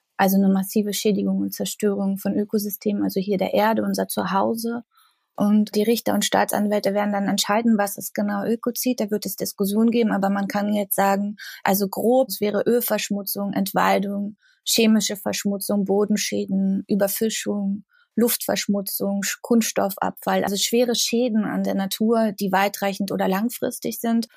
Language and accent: German; the area around Jänschwalde, Brandenburg, Germany; ich komme aus der Gegend, also dort, wo halt Tagebau ist und Kraftwerke sind.